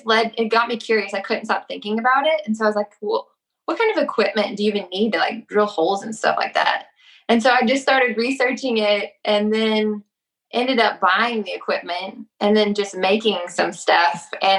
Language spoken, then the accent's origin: English; Texas, United States; moved away as an adult; also born or lived in Minnesota; We moved to Texas to my hometown